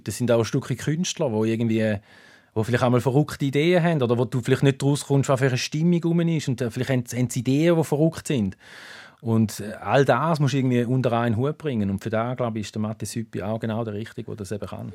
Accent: Thurgau, Switzerland; born or raised there

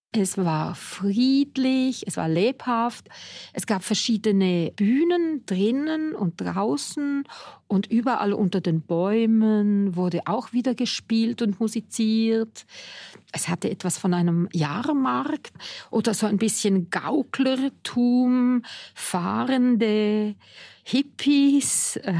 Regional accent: Chur, Graubünden, Switzerland; ich in Chur, wo ich aufgewachsen bin

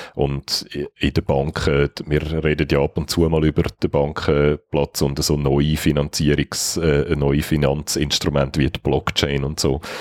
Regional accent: Switzerland; wie wir die haben als Schweizer

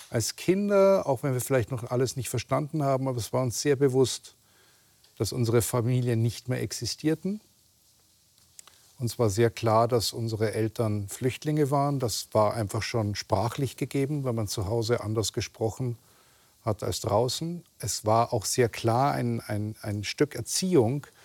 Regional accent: Germany; ich bin ja in Deutschland geboren und aufgewachsen und gehöre zu der sogenannten zweiten Generation.

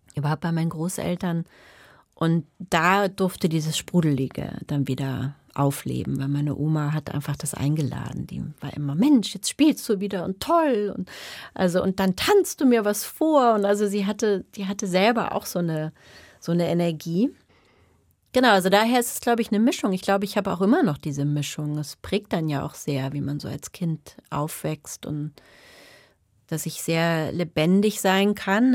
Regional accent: Germany; first language German and English; also born or lived in England; ich bin ja zweisprachig aufgewachsen

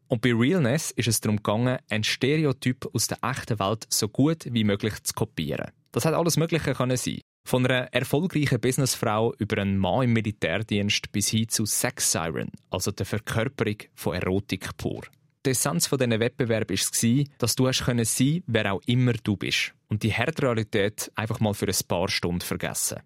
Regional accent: Switzerland; bei uns in der Schweiz

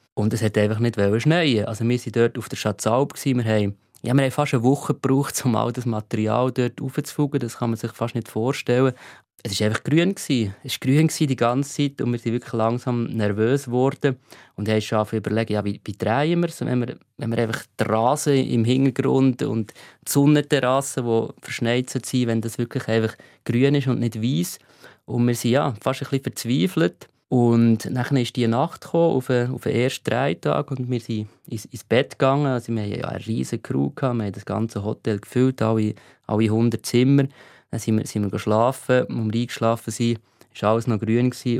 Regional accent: Davos, Graubünden, Switzerland; bei uns in Davos

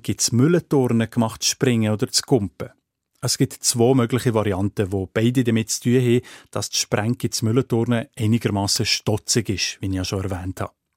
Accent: Sense district, Fribourg, Switzerland; accent: Senslerdeutsch; In meinem Dialekt, im Seiseldeutschen

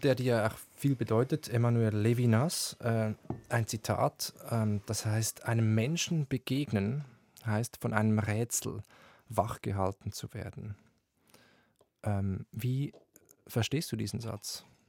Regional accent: Switzerland; Ich bin direkt am Wald aufgewachsen, aber auch Seen, äh, Berge und so, hat wirklich Schweizer Idylle

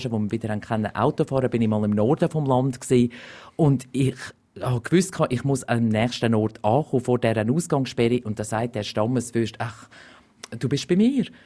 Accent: Glarus, Switzerland; Es erinnert mich ein bisschen ähm, an meine Heimat, also im Glarnerland. Wenn ich früher irgendwo auf der Straße rumgelaufen bin

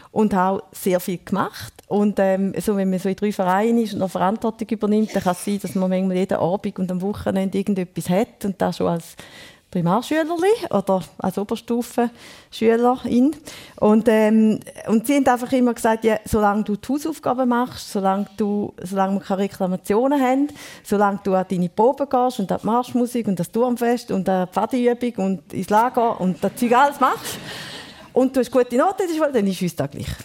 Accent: Thurgau, Switzerland; Ja, ich bin in einem Dorf in Thurgau aufgewachsen. Dazu mal, glaube ich, 900 Einwohner irgendwie.

